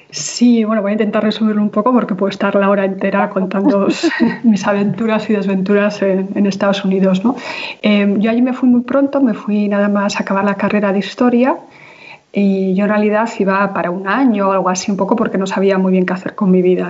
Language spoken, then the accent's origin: Spanish; Basque Country, Spain; yo vengo de una sociedad absolutamente traumatizada ¿no? y, con una historia de violencia tremenda a muchos niveles, que es la sociedad vasca